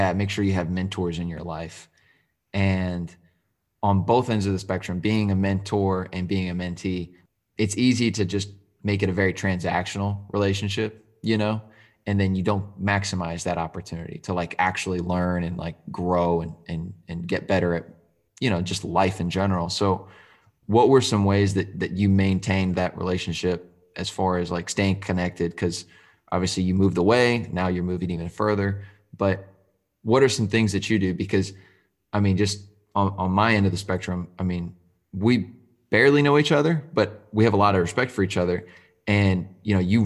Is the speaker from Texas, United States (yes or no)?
yes; Arlington, Texas, United States; I'm from Arlington